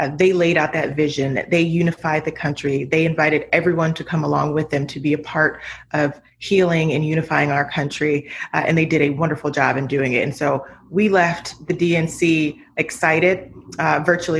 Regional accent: Akron, Ohio, United States; in my hometown of Akron, Ohio

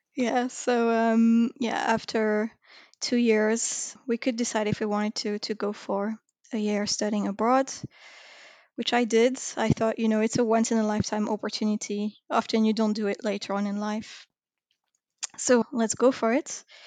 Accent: Paris suburbs, Île-de-France, France; Then I moved out, uh, to be in the suburb, but still very close to the city

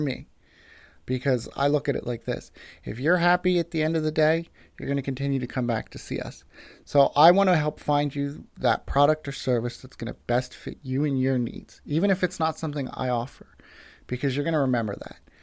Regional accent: United States; moved away as an adult; now in Mount Joy, United States; originally from a small town outside of Westchester

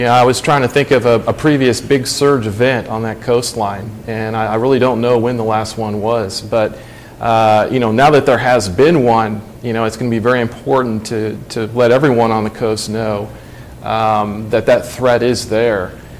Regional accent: Galveston, Texas, United States; I'm from Galveston, I know hurricanes.

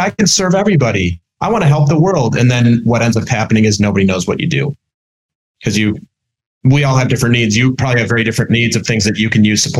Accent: Minnesota, United States; moved away as an adult; now in New York, United States; I'm originally from Minnesota

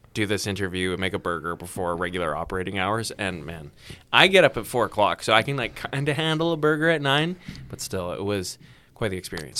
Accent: Vancouver, British Columbia, Canada; now in Prince George, Canada; I'm originally from Vancouver, BC, and I'm in the radio business

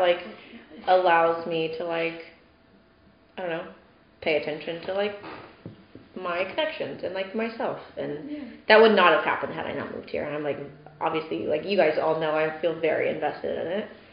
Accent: Indiana, United States; moved away; also born or lived in Texas; my hometown in Indiana

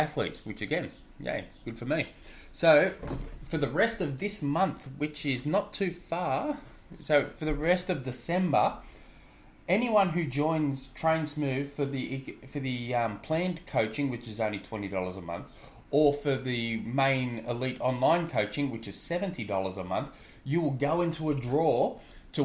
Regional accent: Australia; I'm an Aussie

